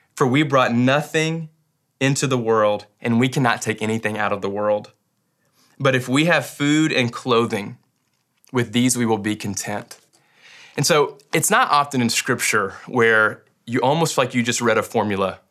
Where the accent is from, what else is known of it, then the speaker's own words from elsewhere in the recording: Western Kentucky, United States; I grew up in Western Kentucky